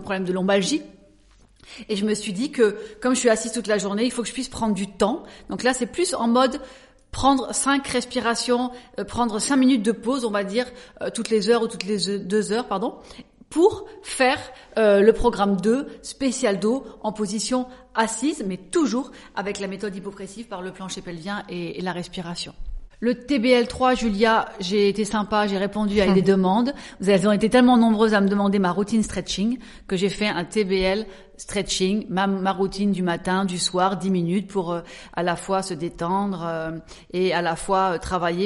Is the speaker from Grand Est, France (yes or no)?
yes; Alsace, Grand Est, France; moved away as an adult; also born or lived in Paris; je suis née quand même en Alsace donc je suis une alsacienne et à l'âge de 19 ans, 20 ans, je suis montée donc sur Paris